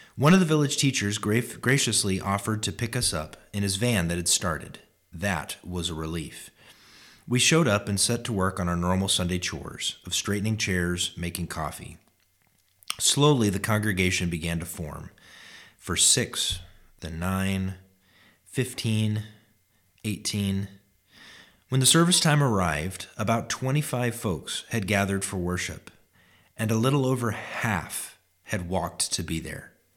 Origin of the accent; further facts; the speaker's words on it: Alaska, United States; my home state